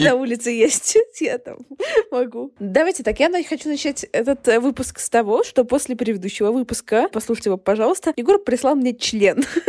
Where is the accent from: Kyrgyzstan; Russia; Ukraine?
Kyrgyzstan; подкастерка из Кыргызстана